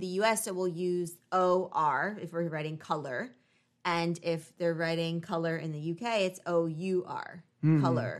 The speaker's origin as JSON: {"language": "English", "country": "United States", "first_language": "English", "said": "we're from the United States of America"}